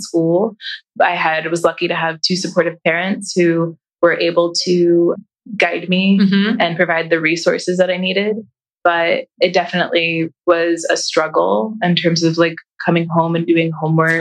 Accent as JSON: {"language": "English", "town": "Columbus", "region": "Ohio", "country": "United States", "tie": "born or raised there", "said": "I grew up in Columbus City Schools"}